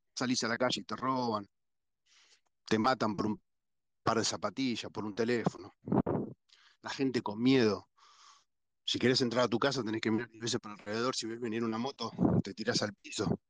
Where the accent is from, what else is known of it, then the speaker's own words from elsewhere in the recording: Argentina; Somos todos argentinos